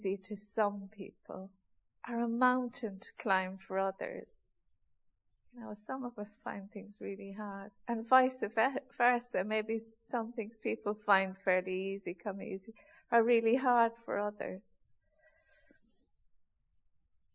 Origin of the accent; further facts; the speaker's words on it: Ireland; being Irish, we had a few cows when I was young, and we used to send milk to the creamery